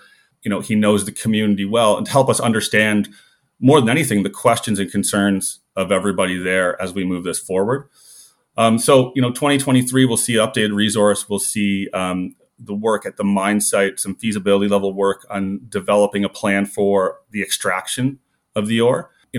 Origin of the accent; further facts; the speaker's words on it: the Maritimes, Canada; I grew up in the Maritimes and I've seen mining happen around all the world